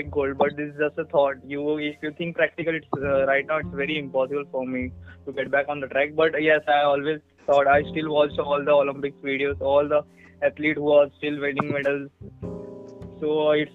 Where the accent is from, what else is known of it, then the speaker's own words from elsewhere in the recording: Thane, Maharashtra, India; I am from Thane, born and brought up in Thane as well.